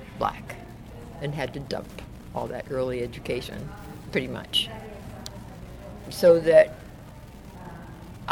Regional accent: Oakland, California, United States; also born or lived in New Orleans, Louisiana; I actually came into Northern California as a result of the 1927 Great Floods in New Orleans, which was our ancestral home

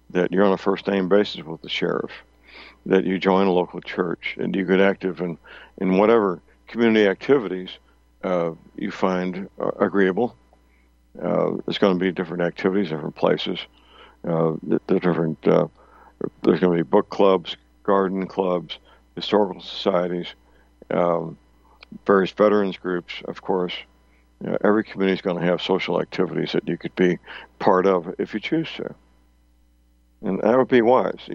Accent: St. Louis, Missouri, United States; moved away; I came out here from St. Louis uh, in 1999. I didn't know anybody out here.

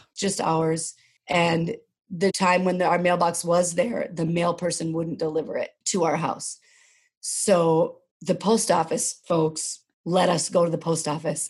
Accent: Rosemount, Minnesota, United States; I grew up here in Minnesota. I grew up south of the river, as we say. And my dad was maybe one of the first black men in Rosemount

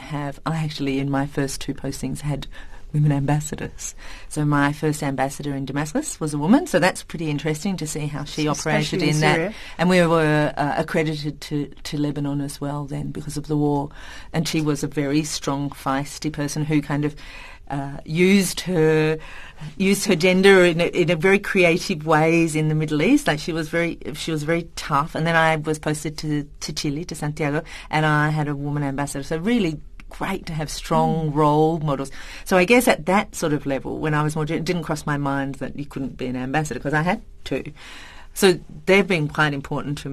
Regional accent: Tasmania, Australia; moved away as an adult; also born or lived in Indonesia; So I'm from Tasmania. So Tasmanians are kind of a funny breed in Australia because we're island people.

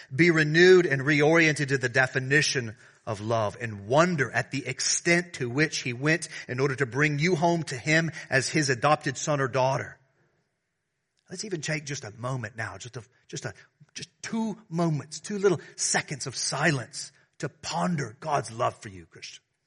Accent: the South, United States; now in Washington, D.C., United States; I'm from the South.

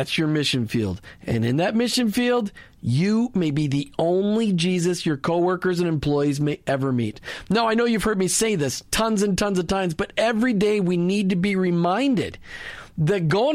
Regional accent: Minneapolis, Minnesota, United States; now in Clearwater, United States; Minneapolis, St. Paul, Minnesota, my hometown.

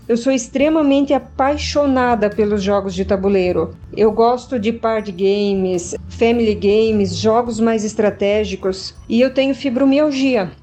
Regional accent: Jaraguá do Sul, Santa Catarina, Brazil; eu sou de Jaraguá do Sul, Santa Catarina

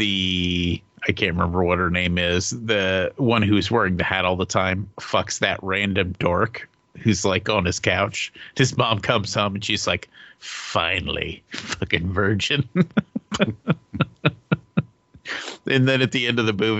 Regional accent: Midwest, United States; I grew up in the Midwest

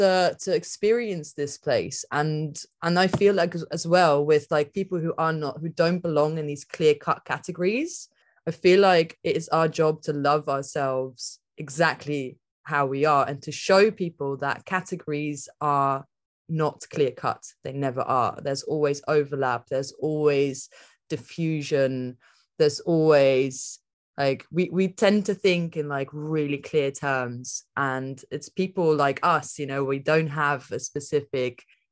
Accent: England, United Kingdom; So for me, there's like the village that I grew up in England.

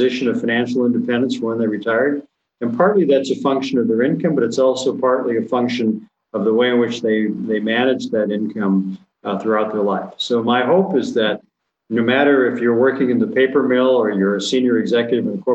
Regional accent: Gladstone, Michigan, United States; moved away; I grew up in Gladstone, Michigan, which is located in the Upper Peninsula

